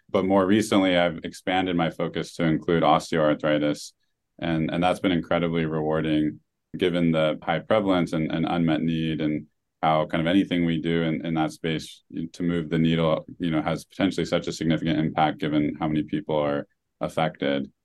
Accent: Oregon, United States; moved away; the town I grew up in in Oregon

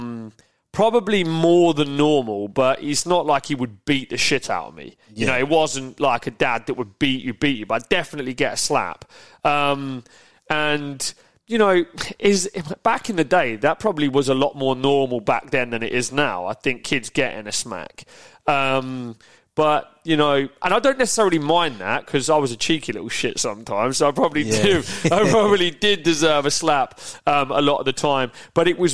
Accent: Peterborough, East of England, United Kingdom; I grew up in Yaxley, I grew up in Peterborough, nice village.

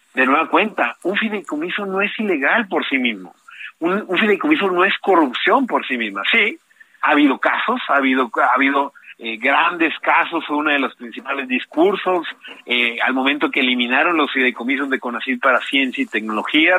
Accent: Mexico; tenemos nuevos derechos como mexicanos y como mexicanas

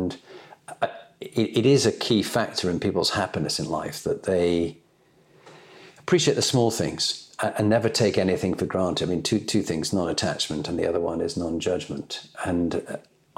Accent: Halifax, Yorkshire and the Humber, United Kingdom; I was born in Halifax

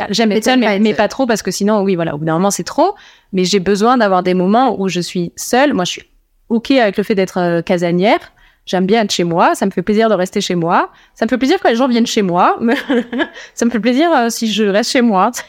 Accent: Toulouse, Occitania, France; Je viens de Toulouse.

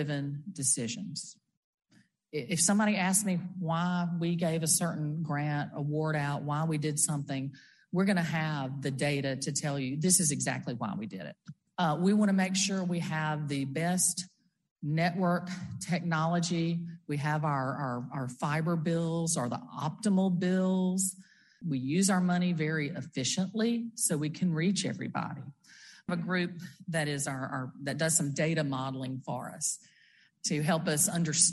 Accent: Brookhaven, Mississippi, United States; I'm from Brookhaven down in southwest Mississippi.

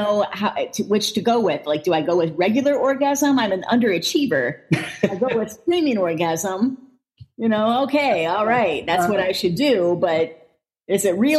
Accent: Flint, Michigan, United States; moved away; I'm born and raised in Flint.

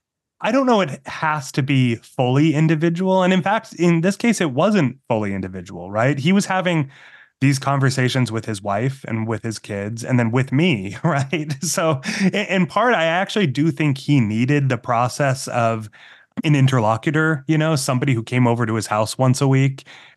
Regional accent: Massachusetts, United States; growing up in Massachusetts as a Mormon kid, you know, like made me kind of an outsider in some ways

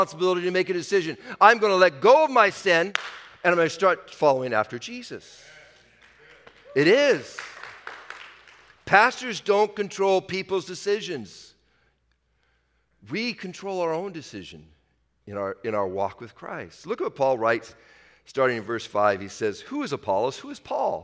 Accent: Washington, United States; I'm from Washington.

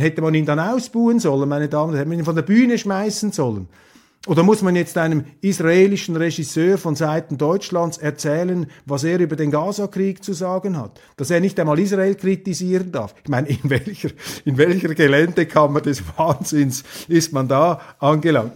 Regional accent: Switzerland; als Schweizer

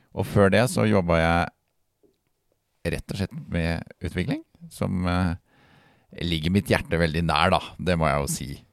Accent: Halden, Østfold, Norway; jeg kommer jo fra uh, verdensmetropolen Halden

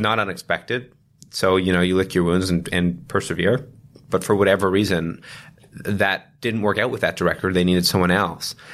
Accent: Toronto, Ontario, Canada; we both grew up in, uh, in Toronto, um, uh, born and raised

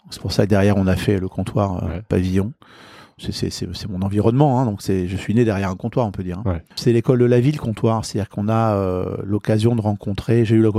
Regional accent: Puteaux, Île-de-France, France; born there; Euh, je suis né à Puteaux. Ouais. Bon, je suis un banlieusard.

